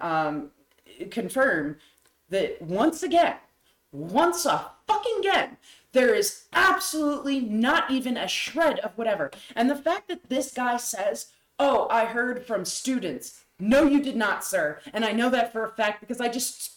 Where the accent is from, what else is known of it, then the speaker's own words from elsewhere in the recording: New Hampshire, United States; I was raised in New Hampshire